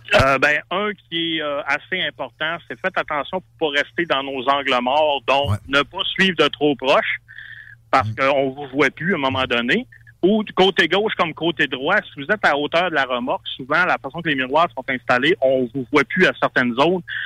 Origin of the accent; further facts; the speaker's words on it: Saguenay, Quebec, Canada; Moi, je viens du Saguenay, donc c'est l'hiver longtemps